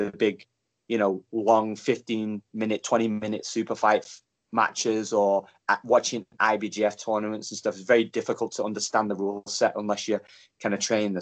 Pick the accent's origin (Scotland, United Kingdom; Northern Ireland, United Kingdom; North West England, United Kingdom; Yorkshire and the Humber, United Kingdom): North West England, United Kingdom; Stockport; I'm from Stockport, which is in Great Manchester.